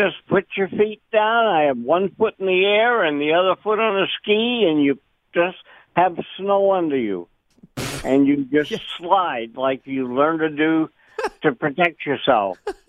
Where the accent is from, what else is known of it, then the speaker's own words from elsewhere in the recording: Newport, New Hampshire, United States; now in Maine, United States; I'm old enough to remember that, unfortunately. Also, I was brought up in Newport, New Hampshire.